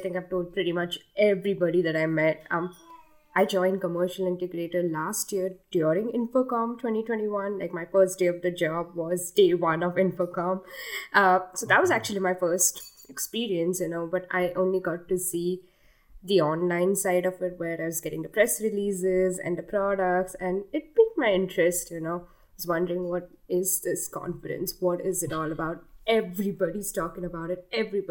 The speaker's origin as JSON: {"language": "English", "country": "India", "second_language": "English", "moved": "as an adult", "lives_now": "United States", "said": "I'm from India, and I've been in the U.S. for the last 3 years"}